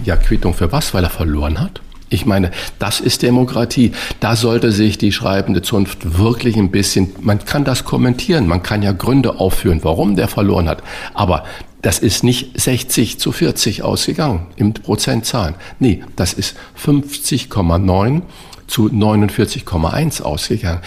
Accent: Hamburg, Germany; als Hamburger

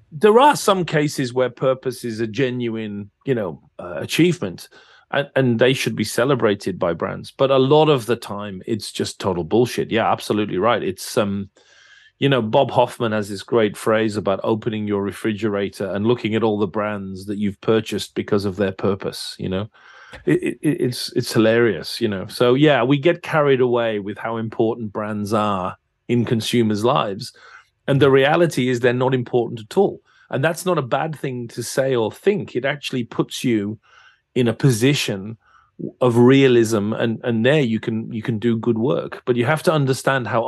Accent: England, United Kingdom; Yeah, yeah, I'm English.

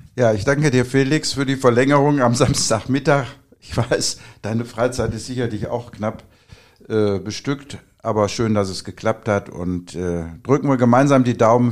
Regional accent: Oberhausen, North Rhine-Westphalia, Germany; moved away as an adult; also born or lived in Duisburg; now in Sauerland, Germany; Ich bin gebürtiger Oberhausener, äh, bin hier groß geworden

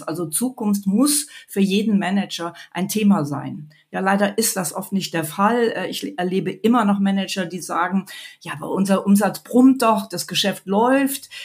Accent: Mönchengladbach, North Rhine-Westphalia, Germany; moved away as an adult; now in Munich, Germany; Gebürtig bin ich aus Mönchengladbach

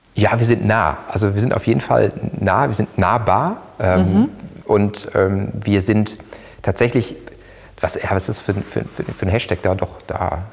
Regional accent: Ruhr area, North Rhine-Westphalia, Germany; Ich komme aus dem Ruhrgebiet, da ist man echt, deshalb pur

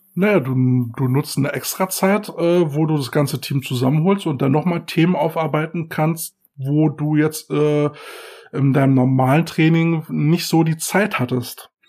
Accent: Berlin, Germany; bei uns in Berlin

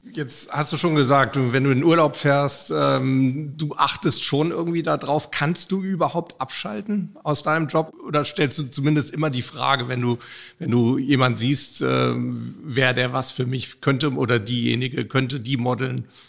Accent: Hamburg, Germany; Ich bin in meiner Heimatstadt Hamburg

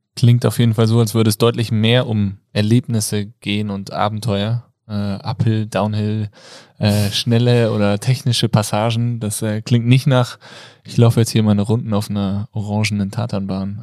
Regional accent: Kassel, Hesse, Germany; ich komme aus der geografischen Mitte Deutschlands, nämlich aus Kassel

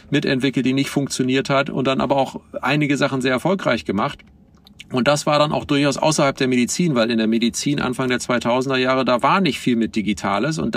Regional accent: Oldenburg, Lower Saxony, Germany; meiner Heimatstadt Oldenburg. Die hat so 160.000 Einwohner

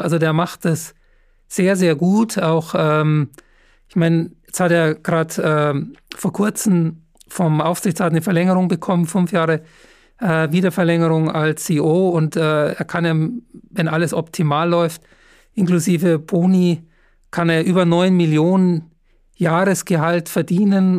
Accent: Upper Bavaria, Germany; moved away; schöne Grüße nach Oberbayern. Ähm, ist ja meine Heimat

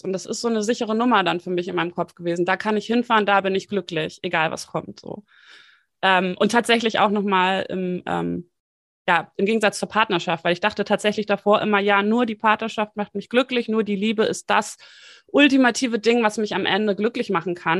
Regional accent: Hamburg, Germany; moved away as an adult; also born or lived in Bonn; Ich bin ähm, in Hamburg geboren, habe mal fünf Jahre, wie gesagt, eben in Bonn gelebt zwischendurch

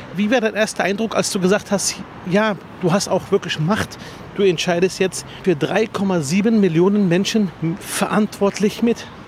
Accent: Berlin, Germany; und direkt nach Spandau

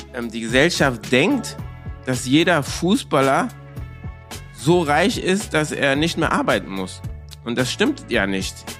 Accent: Cologne, North Rhine-Westphalia, Germany; Ich bin ja ähm, in Köln-Korweiler groß geworden

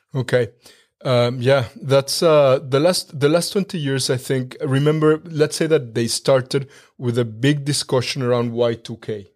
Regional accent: Mexico; moved away as an adult; now in Germany; I was born and raised in Mexico

